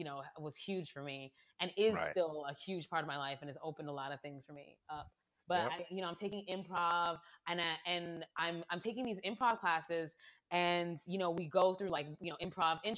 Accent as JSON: {"language": "English", "region": "East Coast", "country": "United States", "tie": "born or raised there", "moved": "as an adult", "lives_now": "Los Angeles, United States", "said": "growing up on the East Coast"}